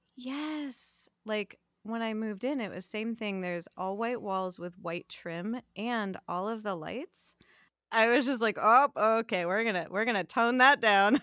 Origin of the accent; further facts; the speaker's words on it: West Hollywood, California, United States; I was born in West Hollywood, I was born at Cedars